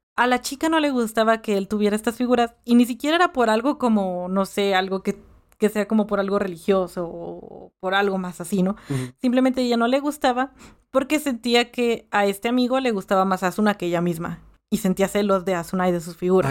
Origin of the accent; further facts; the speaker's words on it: Mexico; yo nací aquí en México